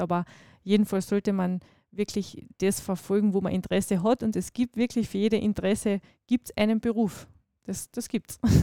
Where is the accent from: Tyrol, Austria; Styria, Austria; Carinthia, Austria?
Carinthia, Austria; Nock Mountains; die Nockberge sind meine Heimat